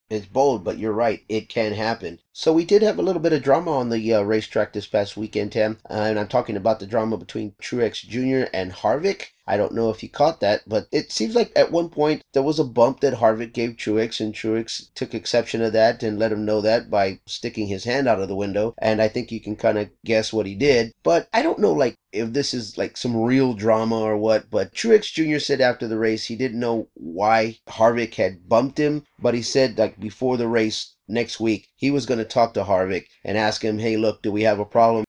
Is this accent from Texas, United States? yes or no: yes; Texas, United States; now in California, United States; I grew up in Texas